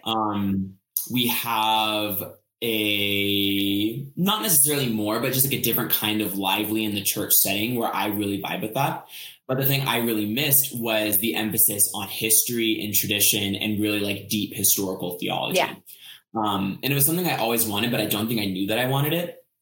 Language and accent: English; Colorado, United States; I'm from Colorado